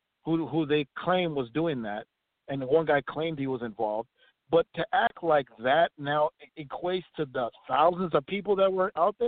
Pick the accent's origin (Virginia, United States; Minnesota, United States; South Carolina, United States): Minnesota, United States; Minneapolis; I'm from Minneapolis. I'm actually from the south part of Minneapolis where all the stuff with George Floyd went down and the riots went down.